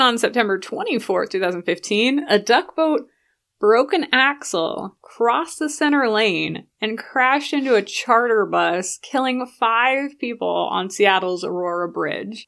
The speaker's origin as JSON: {"language": "English", "region": "London", "country": "United Kingdom", "tie": "born or raised there", "moved": "yes", "lives_now": "United States", "said": "I grew up, half of my growing up in London, where they had C C T V on every corner"}